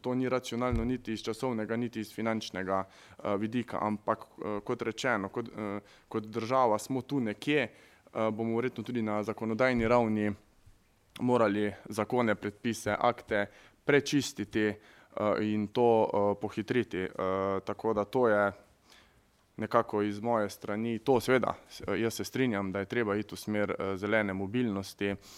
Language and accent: Slovenian; Carinthia, Slovenia; prihajam iz Koroške